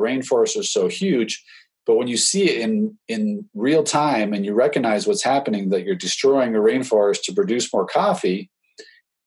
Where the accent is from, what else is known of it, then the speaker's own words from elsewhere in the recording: Los Alamos, New Mexico, United States; now in Colorado, United States; I grew up in Los Alamos, New Mexico